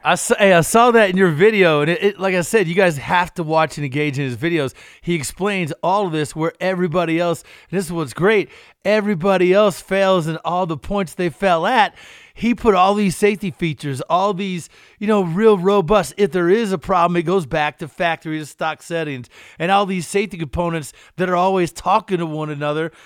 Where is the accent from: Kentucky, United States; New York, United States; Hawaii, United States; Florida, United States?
Kentucky, United States; Eastern; I'm from Eastern Kentucky. We dug coal. We didn't roll it